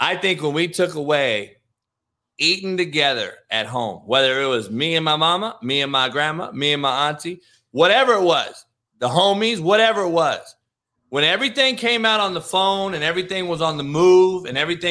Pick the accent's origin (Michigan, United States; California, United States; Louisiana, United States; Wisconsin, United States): California, United States; Compton; I'm from Compton in the hood.